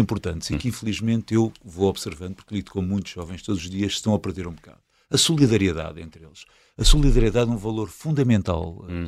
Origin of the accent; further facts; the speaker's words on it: Alverca do Ribatejo, Lisbon, Portugal; sou de Alverca